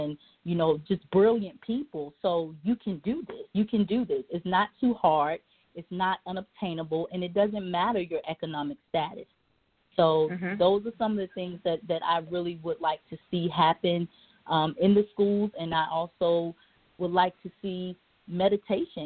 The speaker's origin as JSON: {"language": "English", "town": "Newport News", "region": "Virginia", "country": "United States", "tie": "born or raised there", "moved": "as an adult", "said": "I grew up in Newport News, Virginia, predominantly black."}